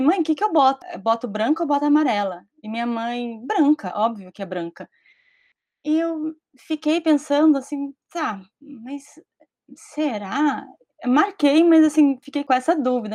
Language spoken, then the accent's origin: Portuguese; Brazil; aqui no Brasil, na minha vivência, em muitos lugares onde eu estive, socialmente na escola